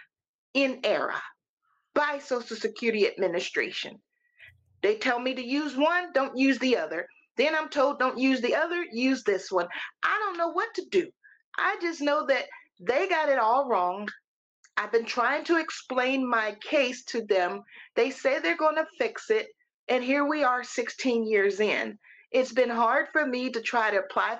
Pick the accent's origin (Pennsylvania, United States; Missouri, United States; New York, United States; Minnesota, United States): Missouri, United States; moved away as an adult; now in Tennessee, United States; I am a native of Missouri